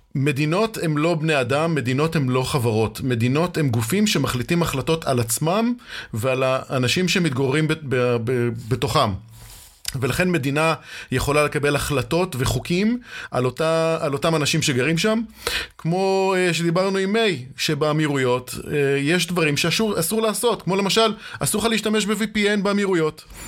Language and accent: Hebrew; Israel